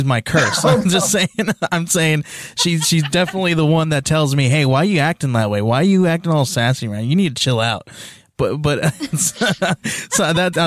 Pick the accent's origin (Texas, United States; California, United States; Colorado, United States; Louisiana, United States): California, United States; I grew up in California